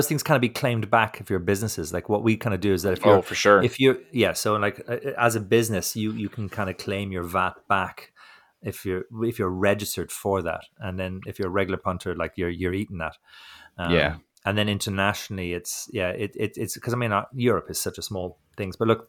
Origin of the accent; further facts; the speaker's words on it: Ireland; I'm being a prick now because I'm from Ireland. I'm giving the English a hard time.